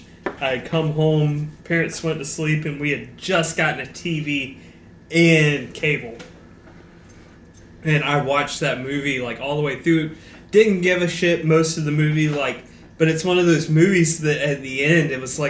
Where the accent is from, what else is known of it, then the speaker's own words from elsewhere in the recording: Valdosta, Georgia, United States; growing up in Valdosta